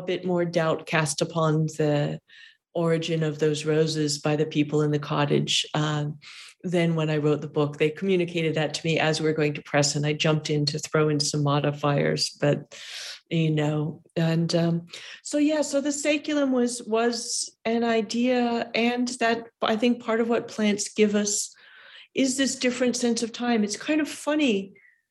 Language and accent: English; California, United States; I'm a Californian.